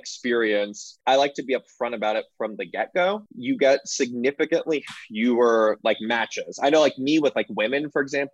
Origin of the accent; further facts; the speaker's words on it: Los Angeles, California, United States; accent: Valley girl; moved away as an adult; now in New York, United States; I was born and raised in Los Angeles. I'm a Valley boy, and I do have a slight Valley girl accent